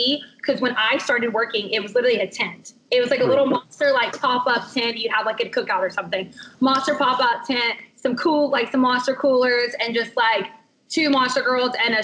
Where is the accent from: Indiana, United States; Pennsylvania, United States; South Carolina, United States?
South Carolina, United States; now in Florida, United States; South Carolina, born and raised, Southern girl